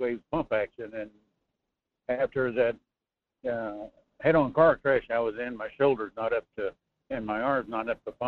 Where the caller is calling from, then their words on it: North Pole, Alaska, United States; calling from North Pole, Fairbanks area